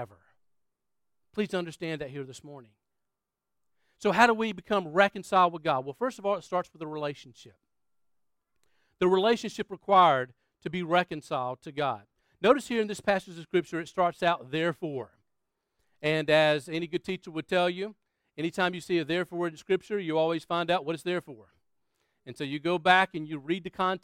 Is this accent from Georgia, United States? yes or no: no; Florence, South Carolina, United States; moved away; Florence, South Carolina, where my hometown was